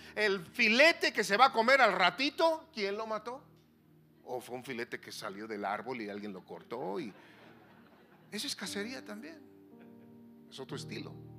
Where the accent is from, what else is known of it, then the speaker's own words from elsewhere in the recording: Sonora, Mexico; allá le decimos German chocolate porque somos de Sonora